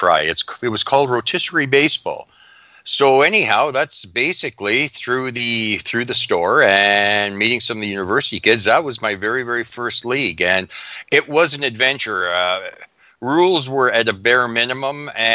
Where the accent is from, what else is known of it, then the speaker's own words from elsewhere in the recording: Fort Frances, Ontario, Canada; like all Canadians, I was a diehard hockey fan